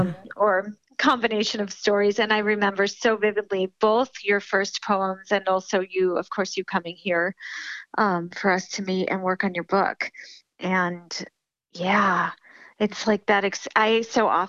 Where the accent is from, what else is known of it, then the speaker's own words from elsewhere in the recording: Amherst, Massachusetts, United States; also born or lived in Buffalo, New York; I was born in Buffalo, New York. And then when I was 9 years old, my family moved here to Western Mass, to Amherst, Massachusetts. And this is where I, you know, came up through high school